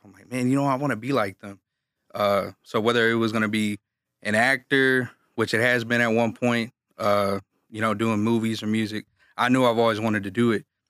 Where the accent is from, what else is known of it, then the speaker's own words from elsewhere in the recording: Galveston, Texas, United States; I'm from Galveston, Texas